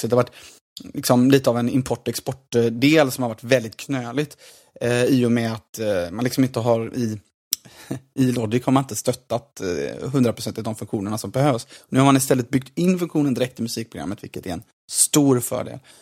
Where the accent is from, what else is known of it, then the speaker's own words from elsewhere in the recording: Gothenburg, Västra Götaland, Sweden; som göteborgare